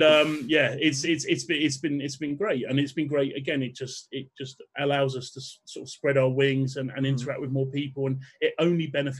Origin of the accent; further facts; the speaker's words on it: London, United Kingdom; born there; I was born in London. I was born in North London, but I moved out of London.